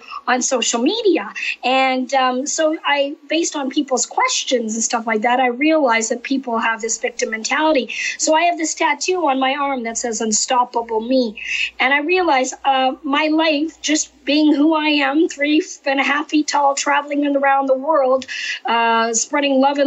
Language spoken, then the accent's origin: English; Canada; moved away; I'm actually originally from Canada